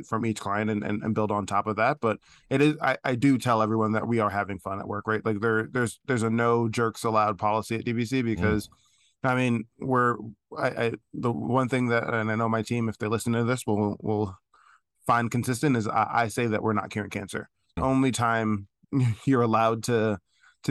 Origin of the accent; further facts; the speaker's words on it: New York City, New York, United States; Loved growing up in Brooklyn